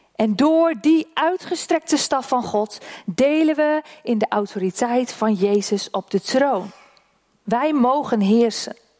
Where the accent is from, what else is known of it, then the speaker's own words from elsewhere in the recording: Oldehove, Groningen, Netherlands; Dat is mijn geboortedorp. Die toren staat in Oldhoven.